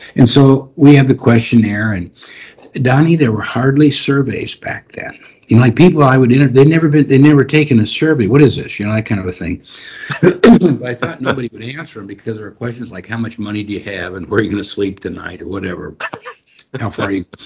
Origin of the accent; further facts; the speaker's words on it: Nebraska, United States; I'm from Nebraska